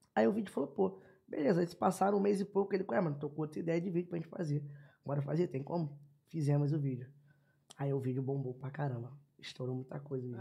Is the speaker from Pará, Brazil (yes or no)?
no; Rio de Janeiro, Brazil; also born or lived in Piedade, Rio de Janeiro; Sou nascido no Complexo do Lins mas quando eu tinha 9 anos de idade, Deus abençoou e me deu a oportunidade de morar no asfalto